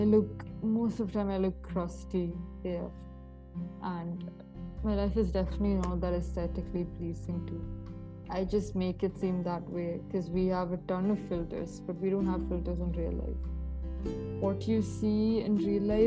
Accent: India; I'm an Indian

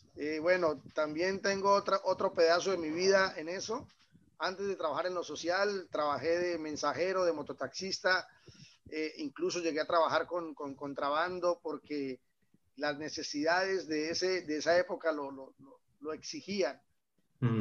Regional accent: Villa del Rosario, Norte de Santander, Colombia; moved away as an adult; also born or lived in Cúcuta, Colombia; now in Belgium; este pequeño pueblo que fue donde yo nací y fue donde, donde, donde hice todo esto

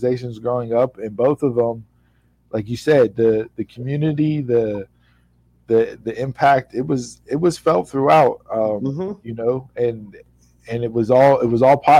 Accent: Swissvale, Pennsylvania, United States; Growing up in Swissvale Memorial Park, you had three baseball fields. And you were down there from the time you were 4 years old until you were 18 years

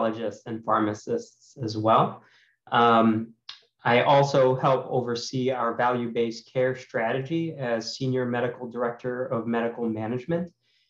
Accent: Cleveland, Ohio, United States; moved away as an adult; also born or lived in St. Louis, Missouri; I'm from Cleveland, Ohio, originally, an only child

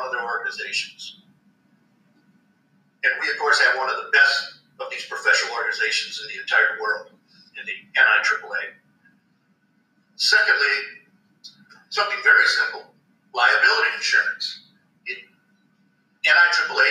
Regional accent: Wisconsin, United States; now in Missouri, United States; I was from Wisconsin originally

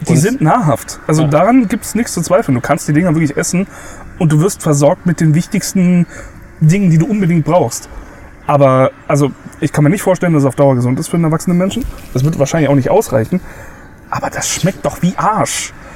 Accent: Saarland, Germany; now in Bavaria, Germany; ich komme zum Beispiel aus, aus dem Saarland

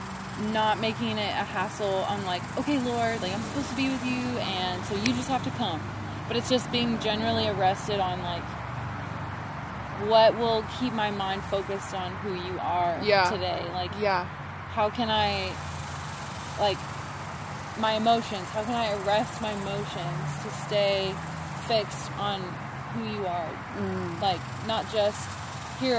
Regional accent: United States; as an American

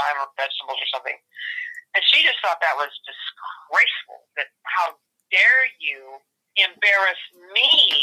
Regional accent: Sunnyvale, California, United States; I'm from Sunnyvale

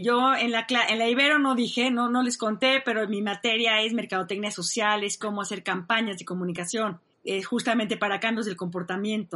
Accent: Mexico; yo soy muy buena mexicana

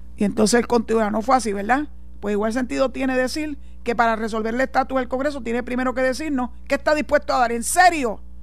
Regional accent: Puerto Rico; soy puertorriqueña, orgullosa de mi tierra

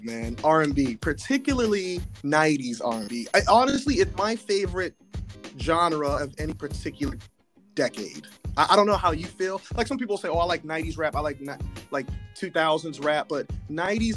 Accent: Southern California, United States; I growing up in Southern California, growing up a lot around a lot of Mexicans

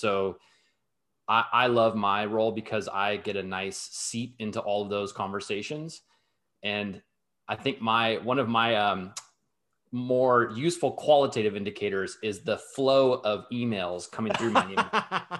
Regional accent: Southern California, United States; moved away; also born or lived in New York / London; I'm born and raised in Southern California, although I've, I've lived in New York, I've lived in London

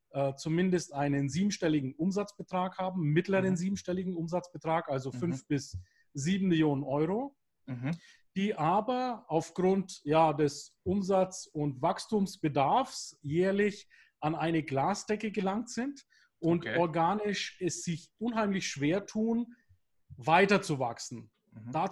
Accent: Bavaria, Germany; Ich bin ja hier im Norden Bayerns.

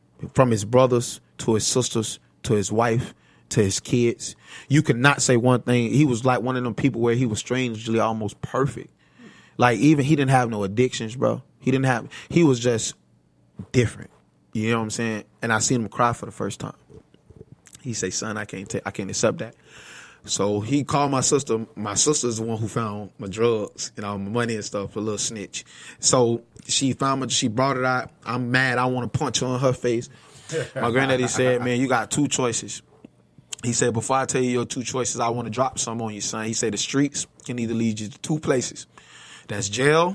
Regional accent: Bradenton, Florida, United States; I came from Bradenton, Florida, bro. 1611 27th Avenue East

